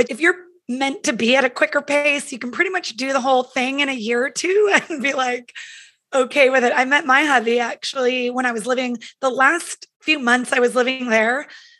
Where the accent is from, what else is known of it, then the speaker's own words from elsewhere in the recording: Los Banos, California, United States; moved away as an adult; also born or lived in San Diego; now in Los Angeles, United States; Yeah, I'm originally from California. So kind of born and raised in a really small cow town, for lack of a better word. I'm from Los Banos, California.